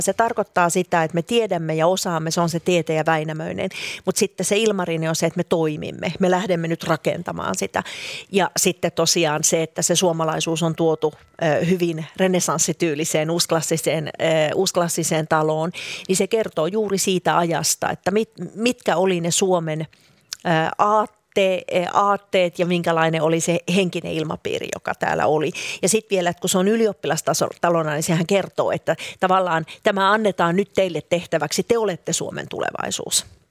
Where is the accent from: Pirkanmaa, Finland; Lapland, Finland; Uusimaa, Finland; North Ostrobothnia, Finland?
Uusimaa, Finland; Helsinki; moved away as an adult; Minä olen syntynyt ja kasvanut Helsingissä, vaikkakin sitten oikeastaan koko aikuisisän ikäni on asunut muualla